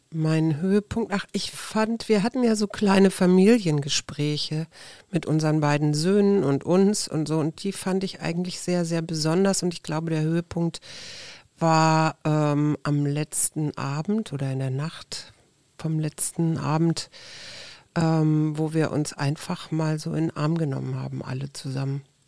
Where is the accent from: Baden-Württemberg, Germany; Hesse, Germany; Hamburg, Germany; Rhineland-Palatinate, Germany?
Hamburg, Germany; ich bin ja in Hamburg groß geworden